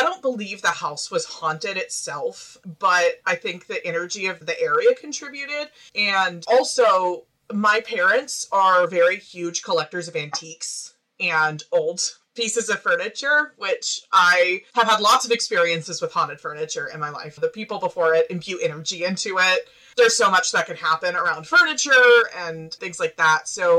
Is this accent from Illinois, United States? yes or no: no; Arkansas, United States; accent: Midwestern; now in Kansas, United States; I grew up in Central Arkansas, which people can't usually tell from my accent. I sound pretty Midwestern, but right now I'm in Kansas.